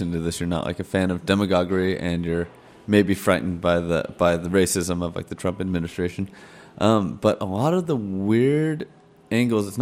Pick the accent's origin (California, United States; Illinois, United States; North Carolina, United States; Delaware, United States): California, United States; Thousand Oaks; my hometown of Thousand Oaks